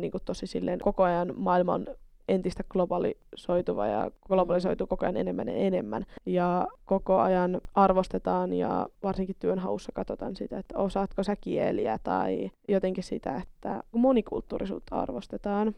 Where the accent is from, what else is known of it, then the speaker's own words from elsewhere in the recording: Kempele, North Ostrobothnia, Finland; Mä oon siis kempeleläinen.